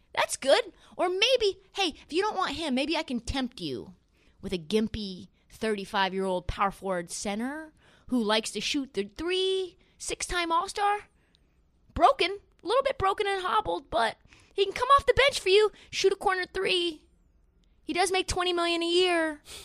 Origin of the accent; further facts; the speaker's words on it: Portland, Oregon, United States; moved away; I grow up in Portland, been going to games, Blazer games my whole life. And I get to cover the Western Conference Finals in my hometown